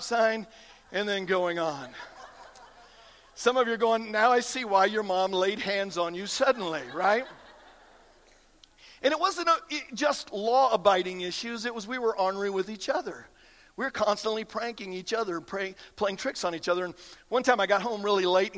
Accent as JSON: {"language": "English", "region": "Iowa", "country": "United States", "tie": "born or raised there", "said": "I grew up in Iowa, again, lots of cornfields"}